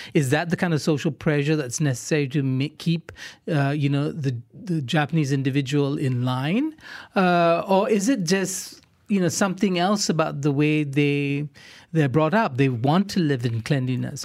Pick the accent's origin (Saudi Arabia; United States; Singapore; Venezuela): Singapore; now in Malaysia; I grew up in Singapore